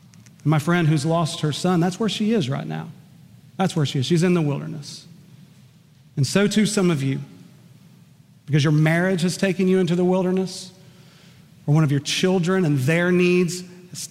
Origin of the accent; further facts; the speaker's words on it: Enid, Oklahoma, United States; one of my dear close friends from middle school and high school growing up in Enid, Oklahoma